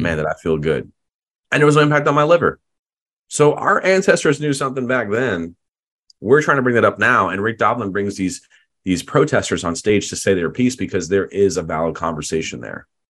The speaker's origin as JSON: {"language": "English", "country": "United States", "said": "I'm proud to be American"}